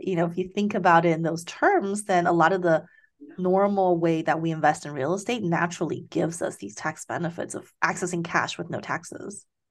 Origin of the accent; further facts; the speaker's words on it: Taiwan; moved away; I grew up in Taiwan